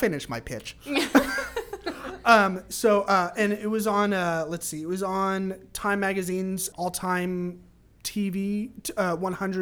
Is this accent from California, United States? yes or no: yes; California, United States; California, my home state